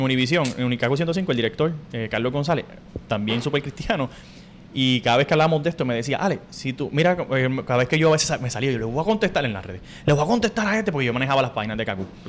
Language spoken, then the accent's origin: Spanish; Corozal, Puerto Rico; moved away as an adult; Yo me fui de Puerto Rico gracias a María